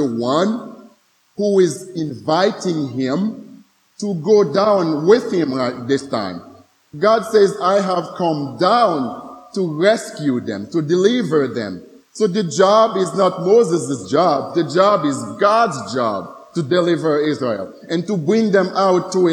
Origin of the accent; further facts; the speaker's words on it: Haiti; some of us Haitians